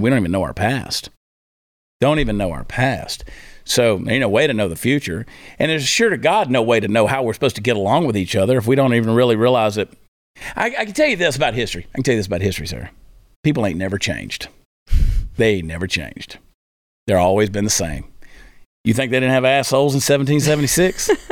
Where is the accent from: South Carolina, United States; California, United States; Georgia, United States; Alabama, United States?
Georgia, United States; I grew up in Georgia.